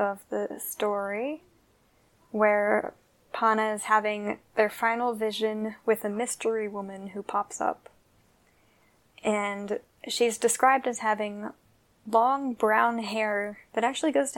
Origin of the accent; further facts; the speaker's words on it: Virginia, United States; I'm from Virginia